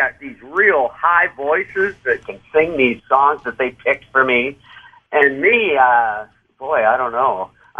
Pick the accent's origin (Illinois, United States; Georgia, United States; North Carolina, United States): Illinois, United States; Rockford; I was born in Rock County, grew up in Rockford, Illinois.